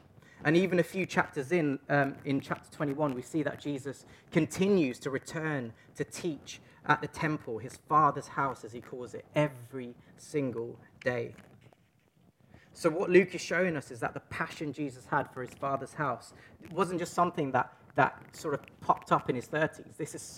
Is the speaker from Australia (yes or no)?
no; East London, London, United Kingdom; accent: Cockney; So I'm from East London. I just think of these things in Cockney sometimes.